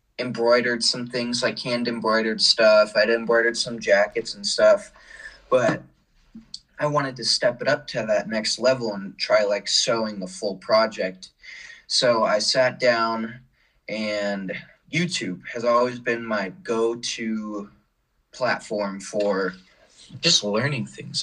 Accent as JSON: {"language": "English", "region": "Colorado", "country": "United States", "tie": "born or raised there", "also_born_or_lived": "Portland, Oregon", "said": "Then the whole family packed up, moved to Colorado. We had lived there most of my life since middle school through high school."}